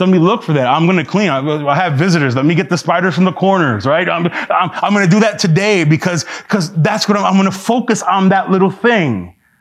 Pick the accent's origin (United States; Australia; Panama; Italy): United States; New York City, New York; I'm from New York City